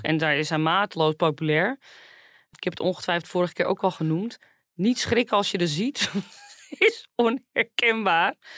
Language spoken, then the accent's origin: Dutch; Zaandam, North Holland, Netherlands; ik kom natuurlijk zelf uit Zaandam